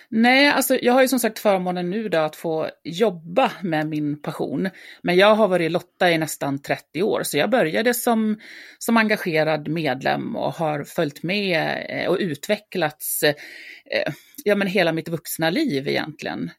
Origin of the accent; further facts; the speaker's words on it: Dalarna County, Sweden; jag är uppväxt i, i Dalarna